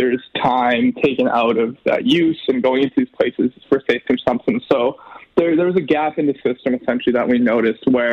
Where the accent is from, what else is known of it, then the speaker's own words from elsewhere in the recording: Edmonton, Alberta, Canada; I grew up here in Millwoods. I've been in Edmonton my whole life.